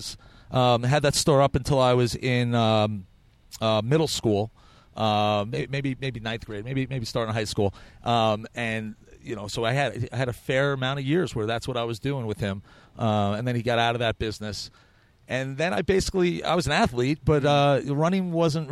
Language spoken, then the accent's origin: English; Huntington, New York, United States; moved away as an adult; also born or lived in Manhattan, New York; now in Chicago, United States; I'm originally from Long Island, Huntington, Long Island